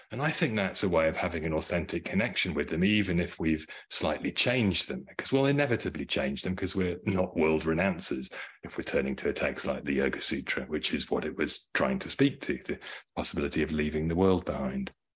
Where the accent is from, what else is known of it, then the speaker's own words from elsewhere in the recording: United Kingdom; I grew up in the United Kingdom.